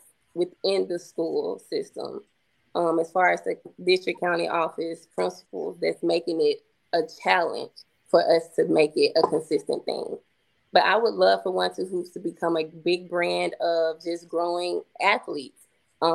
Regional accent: Coldwater, United States; moved away; I'm from Coldwater. I'm from this same town

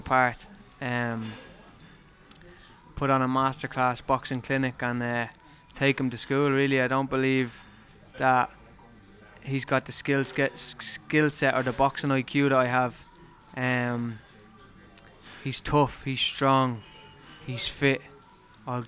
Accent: Ireland; moved away as an adult; now in Liverpool, United Kingdom; I'm Irish

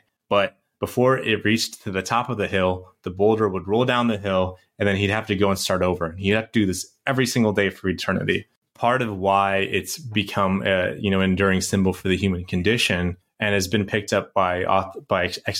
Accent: San Francisco, California, United States; I'm from San Francisco, so and I know Sky's up in Seattle, so it's part of our uniform.

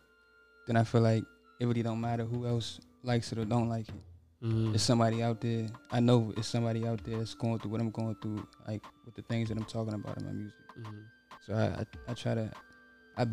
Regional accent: Glen Allen, Maryland, United States; I'm from Glen Allen, Maryland

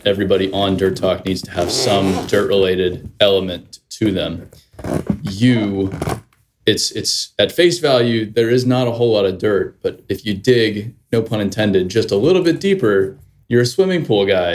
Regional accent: Arizona, United States; moved away; I'm from Arizona.

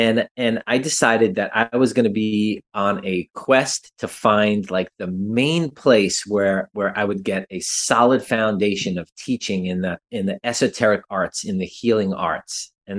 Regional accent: New York City, New York, United States; moved away as an adult; also born or lived in Vermont / Big Sur, California; now in Asheville, United States; I grew up in New York City and went to school, went to college in Vermont, moved back to New York City afterwards

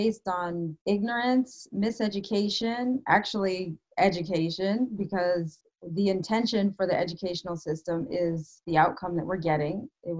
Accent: Canada; moved away as an adult; also born or lived in Ottawa, Canada; now in United States; I live in the United States. I used to live in Canada. I'm born and raised in Canada. I'm actually a dual citizen.

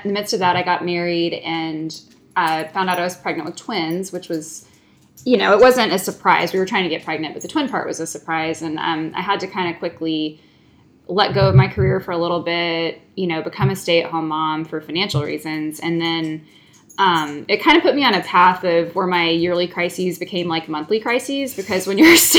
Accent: Lilburn, Georgia, United States; I grew up in Lilburn, Georgia, which is a few minutes northeast of Atlanta

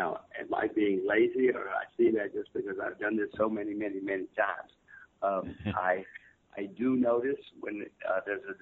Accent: United States; I'm an American citizen, American voter.

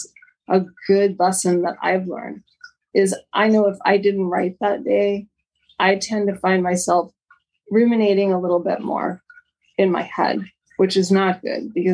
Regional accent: Miami, Florida, United States; also born or lived in New York City, United States / San Jose, United States; now in Sierra foothills, California, United States; When I was 8, we moved to Miami

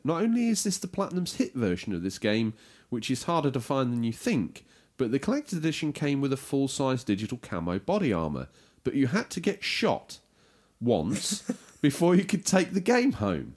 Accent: United Kingdom; we are British

